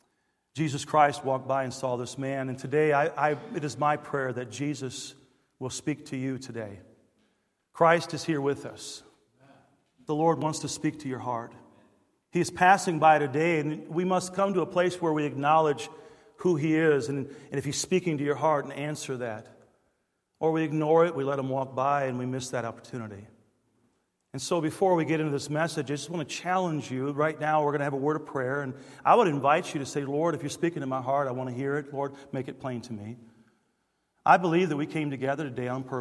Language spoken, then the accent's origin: English; Detroit, Michigan, United States; growing up in Detroit